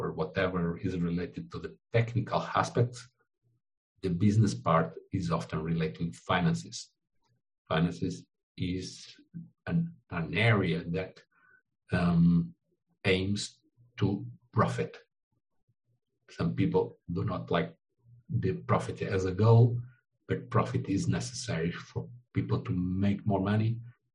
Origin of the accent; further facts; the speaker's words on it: Portugal; English is a second language; now in Brazil; I am Portuguese. I was born in Portugal, but I live in Brazil.